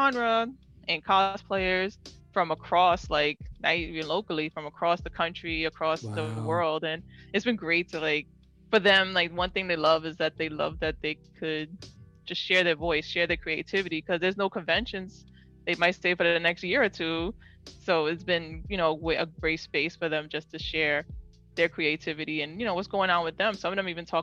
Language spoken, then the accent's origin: English; New York City, New York, United States; And I grew up in New York City, grew up in the Bronx